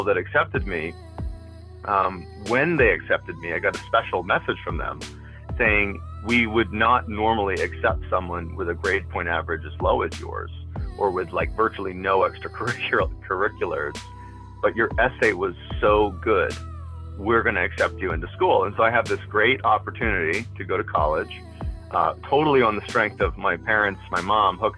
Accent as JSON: {"language": "English", "town": "Quincy", "region": "Massachusetts", "country": "United States", "tie": "born or raised there", "moved": "yes", "said": "I'm originally from Quincy, Massachusetts, which is maybe 10 minutes south of Boston proper"}